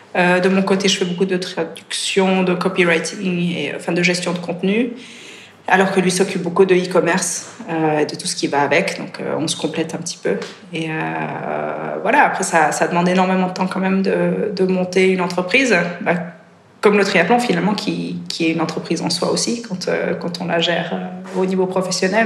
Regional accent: Switzerland; also born or lived in France / Spain; je suis suisse, enfin, je suis suisse-britannique, donc j'ai grandi en Suisse, mes deux parents sont anglais.

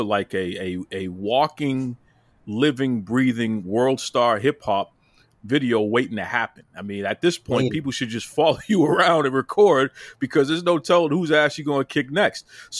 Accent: Boston, Massachusetts, United States; Even though I'm from Boston, I'm a Yankees fan.

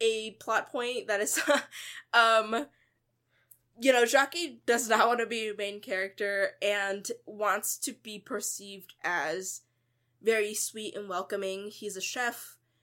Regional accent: United States; as a person and as a Buddhist and as an American

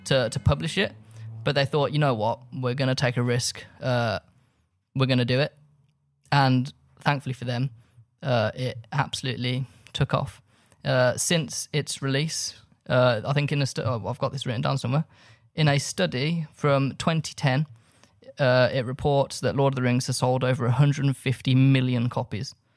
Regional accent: Birmingham, West Midlands, United Kingdom; I grew up in Birmingham

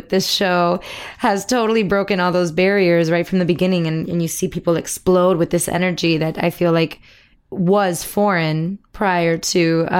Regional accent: Miami, Florida, United States; came to Miami in 1980, I believe. That's where I was born. And I grew up there

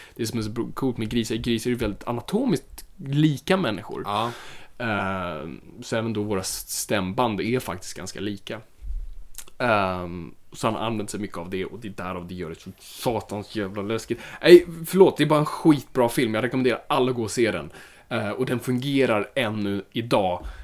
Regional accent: Finland; Jag är finländare

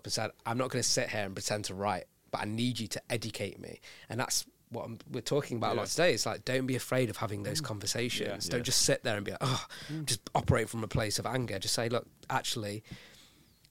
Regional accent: United Kingdom; I was born here and I'm British South Asian and I'm proud of it.

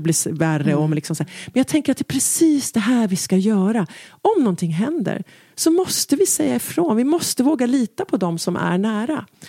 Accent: Stockholm, Stockholm County, Sweden; där hemma i Enskedevillan

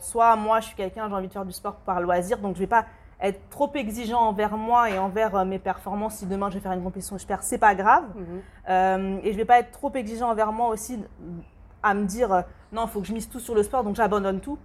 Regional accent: France; also born or lived in Democratic Republic of the Congo; chez nous en France

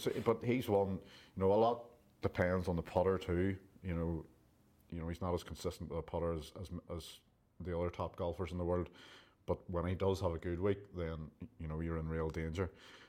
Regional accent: Ireland; even though as an Irishman.

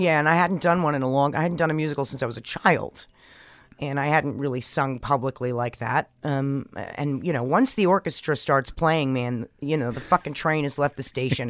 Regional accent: New York, United States; growing up in New York in the seventies and eighties

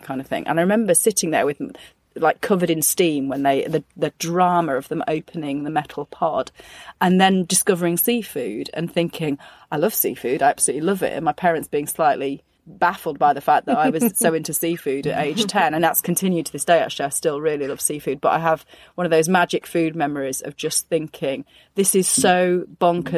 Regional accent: Sheffield, Yorkshire and the Humber, United Kingdom; I grew up in Sheffield

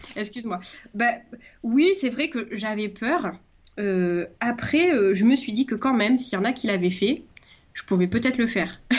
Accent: Marseille, Provence-Alpes-Côte d'Azur, France; je suis marseillaise

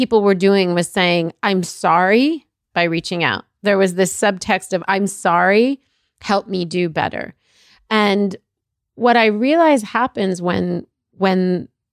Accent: Egypt; now in United States; I'm a person that was born out of this country. I was born in Egypt.

